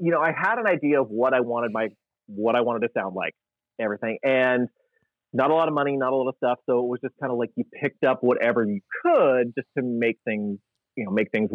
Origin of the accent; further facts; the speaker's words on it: California, United States; also born or lived in Strathmore, Alberta, Canada; as a Californian